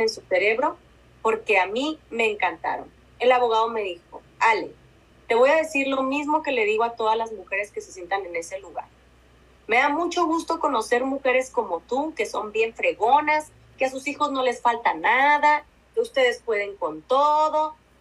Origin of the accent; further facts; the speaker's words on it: Mexico; nosotras como mexicanas